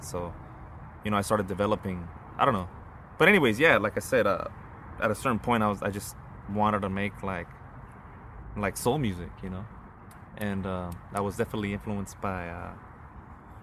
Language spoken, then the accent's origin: English; La Mirada, California, United States; I grew up in La Mirada